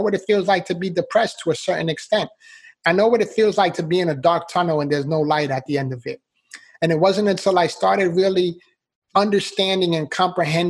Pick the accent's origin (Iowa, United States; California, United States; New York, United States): New York, United States; New York City; I was born and raised in the Bronx, New York. So I'm a city boy